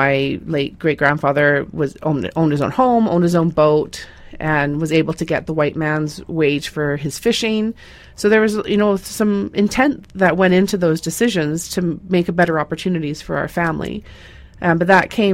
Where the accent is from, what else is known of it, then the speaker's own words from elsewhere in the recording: Ladner, British Columbia, Canada; I grew up in Ladner